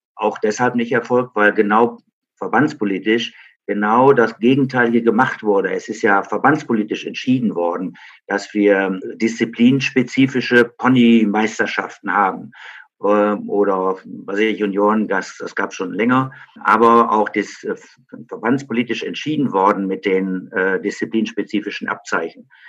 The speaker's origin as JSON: {"language": "German", "country": "Germany", "tie": "born or raised there", "said": "in meiner Heimatstadt Frieden"}